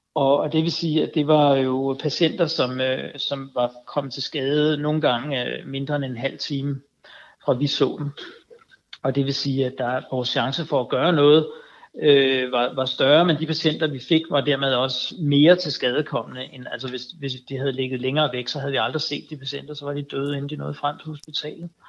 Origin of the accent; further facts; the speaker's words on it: Denmark; vi gør alene som danskere